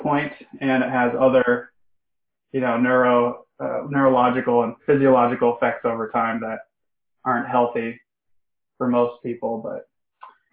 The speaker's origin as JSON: {"language": "English", "town": "Salt Lake City", "region": "Utah", "country": "United States", "said": "I'm from Salt Lake City, Utah, and nobody I knew at the time was interested in those things."}